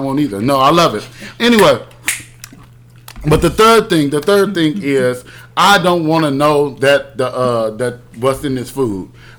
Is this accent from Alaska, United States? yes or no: no; Houston, Texas, United States; I am from Houston.